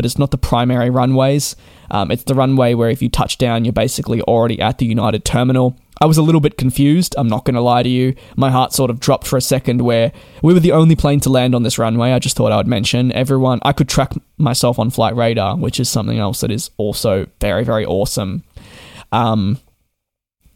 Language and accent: English; Australia; being an Australian myself, growing up